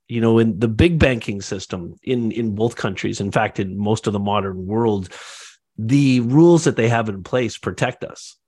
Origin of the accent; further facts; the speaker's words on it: Canada; also born or lived in Toronto; I'm Canadian, I live in Toronto